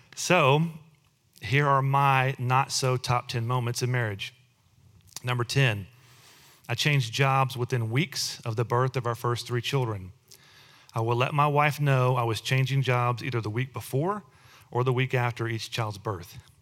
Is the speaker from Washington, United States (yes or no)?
no; Texas, United States; both Amy and I were born and raised in Texas.